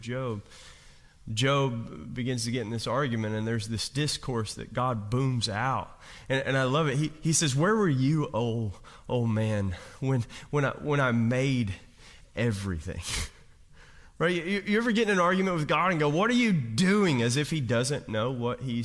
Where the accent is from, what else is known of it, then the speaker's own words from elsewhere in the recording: Kentucky, United States; I'm from Kentucky, I'm from coal mining country